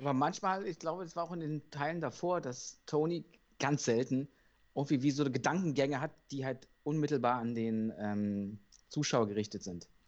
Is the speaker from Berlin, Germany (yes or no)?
yes; Berlin, Germany; als Berliner